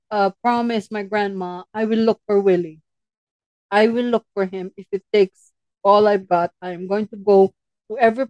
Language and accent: English; Philippines; moved away; our home where I grew up in the Philippines